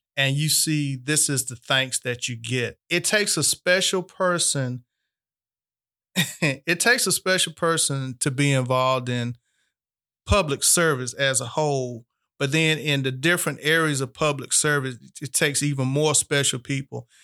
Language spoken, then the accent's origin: English; Albany, Georgia, United States; born and raised in Albany, Georgia